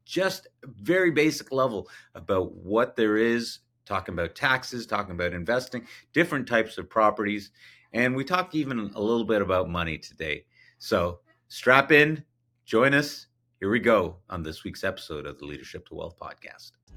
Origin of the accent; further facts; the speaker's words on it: Canada; as a Canadian